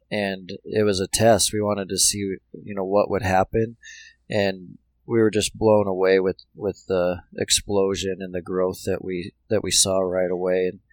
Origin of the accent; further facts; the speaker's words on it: Billings, Montana, United States; now in Bozeman, United States; I'm a Montana kid. Grew up in Montana. Um, grew up in Billings